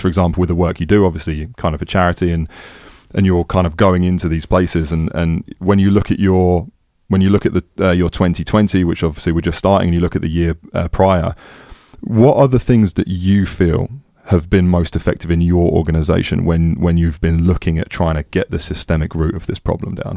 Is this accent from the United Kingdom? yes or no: yes; England, United Kingdom; also born or lived in Amsterdam, Netherlands; being English